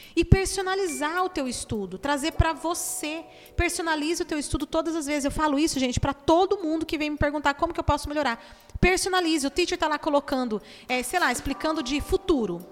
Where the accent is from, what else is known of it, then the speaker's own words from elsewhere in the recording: Brazil; eu sou uma pessoa do Brasil